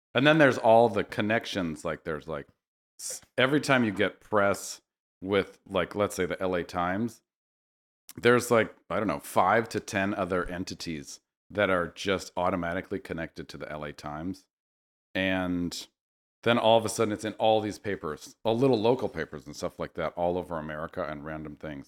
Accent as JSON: {"language": "English", "town": "Berkeley", "region": "California", "country": "United States", "tie": "born or raised there", "also_born_or_lived": "New York City", "moved": "as an adult", "lives_now": "Los Angeles, United States", "said": "I grew up in Berkeley"}